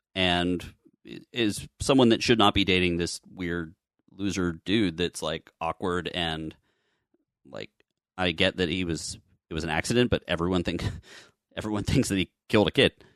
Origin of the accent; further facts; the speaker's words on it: Canada; I'm Canadian